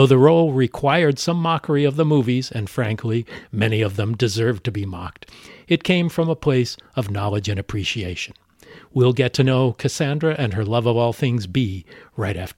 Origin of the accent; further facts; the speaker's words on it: Los Angeles, California, United States; my hometown of Los Angeles